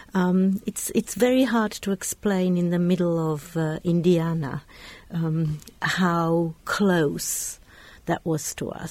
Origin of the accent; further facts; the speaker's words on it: Bratislava, Bratislava Region, Slovakia; moved away; also born or lived in London / Oxford; I was brought up in Czechoslovakia, in, in Bratislava